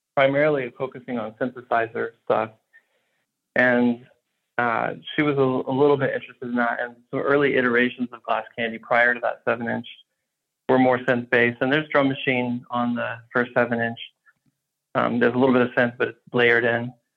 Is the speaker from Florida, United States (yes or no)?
no; Houston, Texas, United States; I grew up in Houston, so I was completely surrounded by country western